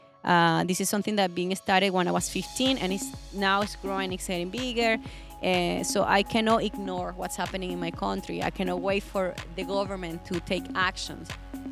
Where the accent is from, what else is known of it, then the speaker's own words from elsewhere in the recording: Venezuela; I'm from Venezuela.